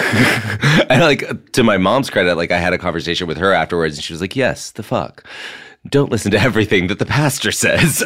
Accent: Mississippi, United States; moved away; I'm from Mississippi

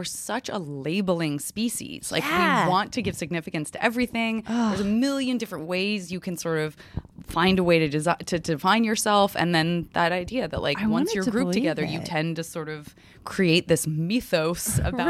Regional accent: Milwaukee, Wisconsin, United States; oh yeah, I'm from Milwaukee. We also had a four-house, 5,000 person school.

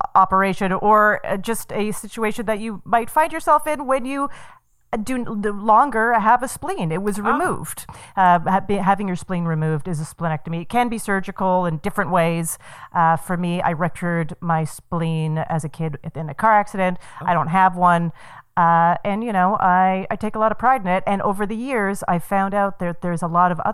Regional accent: Calgary, Alberta, Canada; born or raised there; moved away

